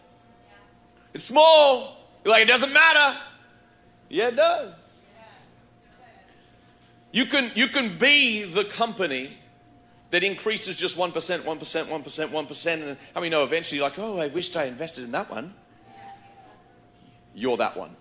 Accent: Australia; now in United States; growing up in Australia

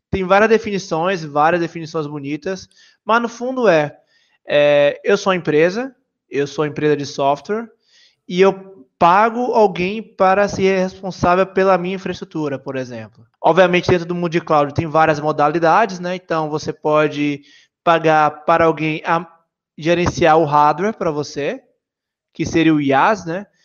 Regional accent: Salvador, Bahia, Brazil; sou da Bahia, como perceberam meu sotaque, Salvador.

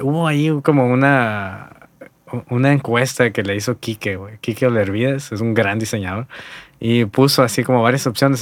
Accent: Hermosillo, Sonora, Mexico; also born or lived in Guaymas; yo nací en Guaymas, güey. Y fui criado aquí, por eso siempre digo que soy de Hermosillo

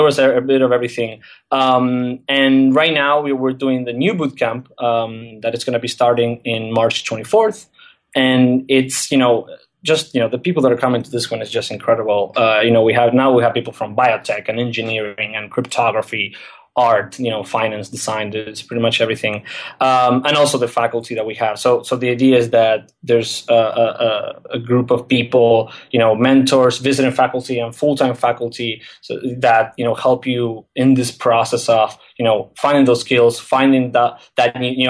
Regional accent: Argentina; English is a second language; I'm from Argentina. I'm 27 years old. And I think the interesting thing, I guess, that I can tell about myself is that I was very, a very weird case for Argentinian standards.

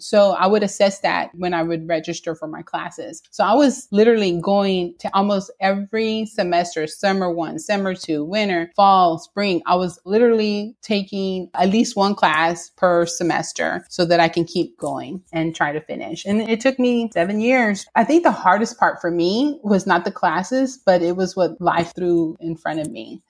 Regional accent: Houston, Texas, United States; I am a Latina born and raised in Houston, Texas, within a single parent household.

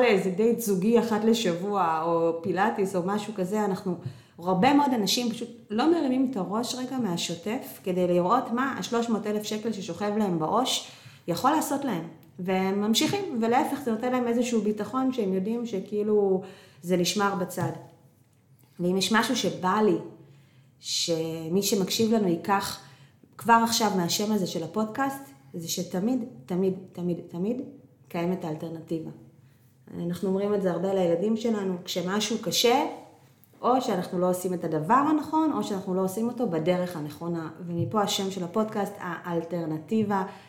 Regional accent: Northern District, Israel; moved away; אנחנו במקור מהצפון

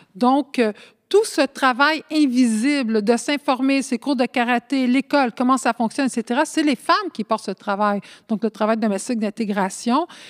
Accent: Montreal, Quebec, Canada; first language Spanish; French is a second language; je suis née ici à Montréal.

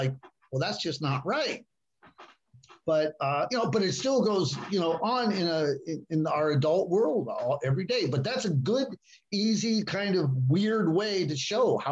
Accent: Ohio, United States; moved away; also born or lived in Chicago; I was born in Ohio

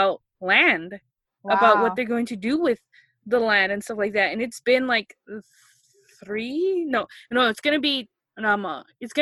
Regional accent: United States; I grew up here in the States

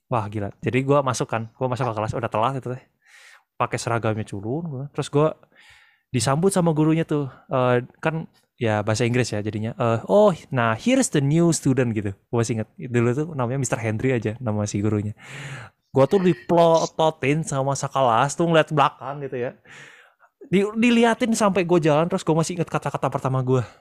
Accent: Malang, East Java, Indonesia; also born or lived in Bandung; Bayangin, gue tuh dulu pindahan dari Malang guys. Pindah ke Bandung.

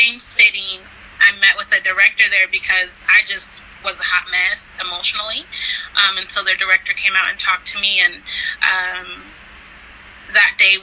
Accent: California, United States; moved away; also born or lived in Florida / Texas; I'm originally from California

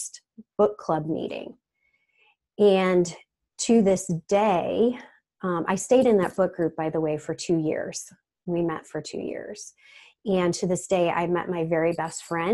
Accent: Rochester, New York, United States; I'm from the Rochester, New York area

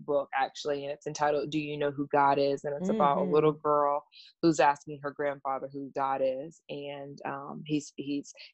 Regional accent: South Carolina, United States; I am from South Carolina.

